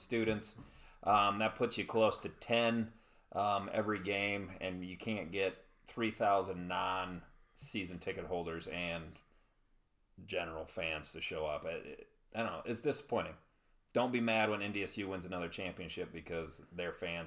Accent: Iowa, United States; I grew up in Iowa

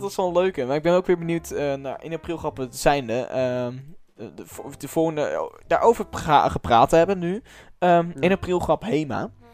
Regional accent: Netherlands; ik als Nederlander kan geen Frans

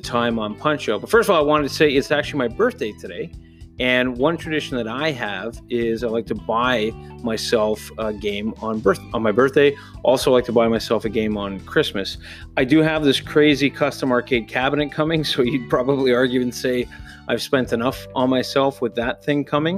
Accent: near Toronto, Ontario, Canada; As I grew up near Toronto, we used to go to the CNE, the Canadian National Exhibition

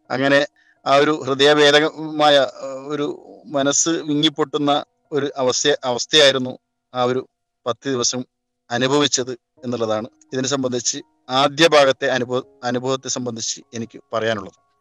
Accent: Kerala, India; moved away as an adult; നമ്മളൊക്കെ കേരളത്തിലുള്ള ആളുകൾ ആയതുകൊണ്ട് തന്നെ നമ്മൾ പഠിച്ചതും വളർന്നൊക്കെ നമ്മുടെ നാട്ടിൽ തന്നെ

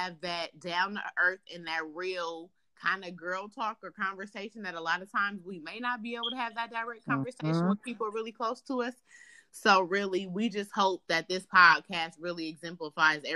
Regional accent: Oakland, California, United States; now in Sacramento, United States; I was born in Oakland, California. I currently reside in Sacramento.

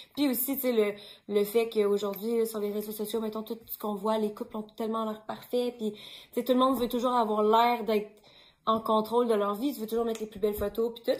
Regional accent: Quebec City, Quebec, Canada; now in Montreal, Canada; je viens de Québec

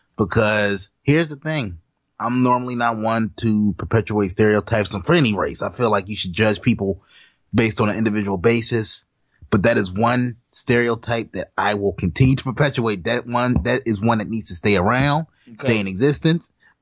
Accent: Jamaica; Yeah, I'm not black. Yeah. I'm Jamaican. Yeah, Haitian too.

